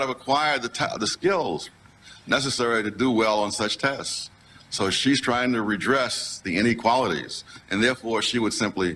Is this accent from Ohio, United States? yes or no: no; New York City, New York, United States; when I was a kid growing up in Harlem